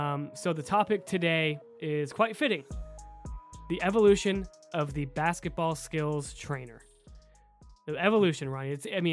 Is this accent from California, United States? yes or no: yes; Huntington Beach, California, United States; when I was a kid, you know, growing up in Huntington Beach, in an area where it was, you know, relatively people had a little bit of money, right?